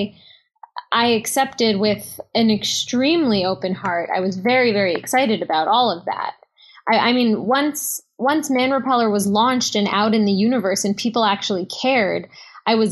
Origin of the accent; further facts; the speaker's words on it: New York City, New York, United States; I grew up in Manhattan